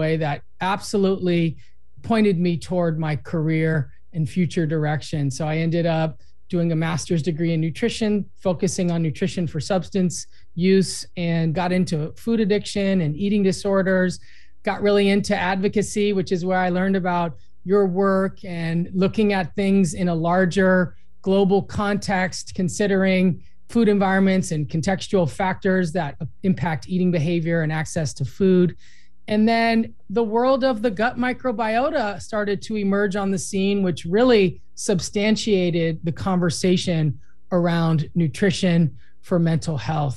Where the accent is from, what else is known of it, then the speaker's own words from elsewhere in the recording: Los Angeles, California, United States; I grew up in Los Angeles.